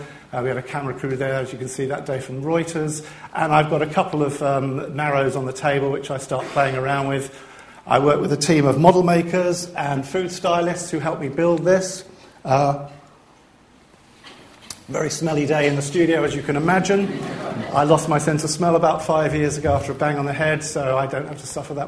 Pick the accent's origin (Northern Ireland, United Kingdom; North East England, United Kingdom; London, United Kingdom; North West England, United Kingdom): North West England, United Kingdom; Liverpool; I'm from Liverpool